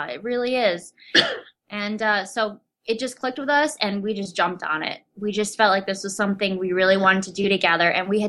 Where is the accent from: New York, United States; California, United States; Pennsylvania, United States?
New York, United States; Rochester; Which is my hometown.